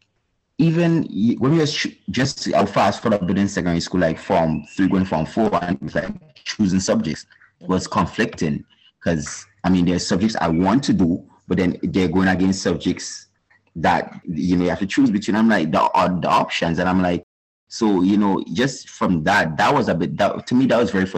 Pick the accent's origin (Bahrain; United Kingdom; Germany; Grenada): Grenada; St. Paul's, Saint David; I'm originally from St. David's, Windsor Forest, to be exact, and then we moved to St. Paul's. And St. Paul's has been home-based for at least 25 years of my life